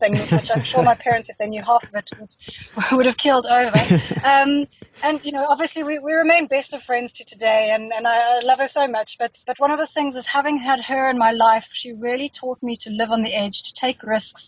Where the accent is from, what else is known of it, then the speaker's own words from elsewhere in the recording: Johannesburg, Gauteng, South Africa; also born or lived in Cape Town / United Kingdom; I grew up in Joburg.